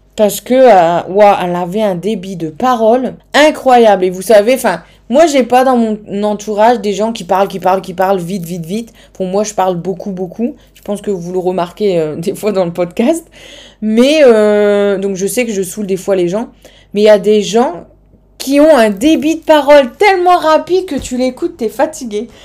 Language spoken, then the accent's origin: French; the North, Nord, France; accent: Nord; mon accent du Nord